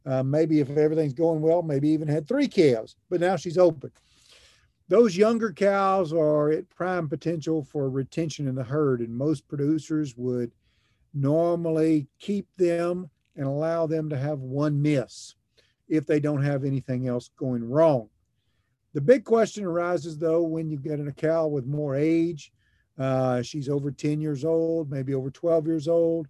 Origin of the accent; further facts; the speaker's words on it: Lexington, Kentucky, United States; moved away as an adult; also born or lived in Oklahoma; now in Gainesville, United States; I grew up in Lexington, Kentucky